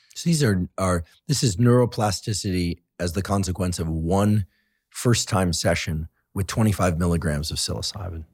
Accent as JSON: {"language": "English", "area": "Bay Area", "region": "California", "country": "United States", "tie": "born or raised there", "said": "I grew up in the Bay Area"}